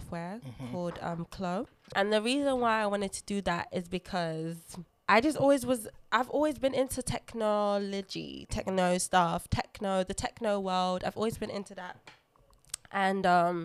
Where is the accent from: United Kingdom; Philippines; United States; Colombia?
United Kingdom; London; first language Lingala; English is a second language; I was born in London, but I came from a very heavy cultured Congolese family and household. My first language was Lingala